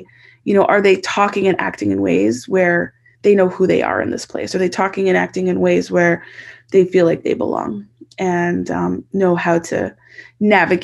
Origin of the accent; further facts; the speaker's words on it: Edmonton, Alberta, Canada; moved away as an adult; also born or lived in British Columbia; I grew up in Northside Edmonton